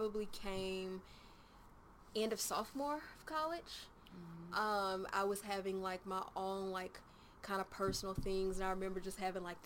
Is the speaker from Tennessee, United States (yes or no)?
yes; Nashville, Tennessee, United States; also born or lived in Murfreesboro / Smyrna; I was born and raised in Nashville. I was born at Baptist Hospital.